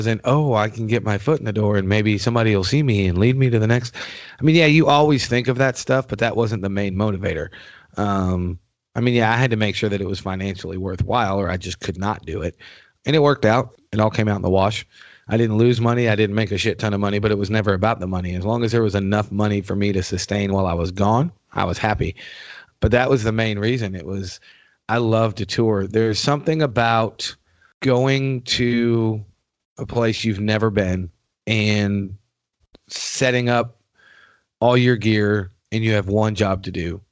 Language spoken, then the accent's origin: English; New York, United States; moved away; I'm originally from New York.